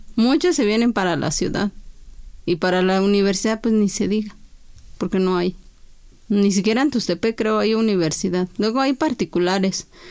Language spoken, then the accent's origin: Spanish; San Juan Lalana, Oaxaca, Mexico; first language Chinantec; Spanish is a second language; moved away as an adult; now in Mexico City, Mexico; Yo también soy de ahí de San Juan La Lana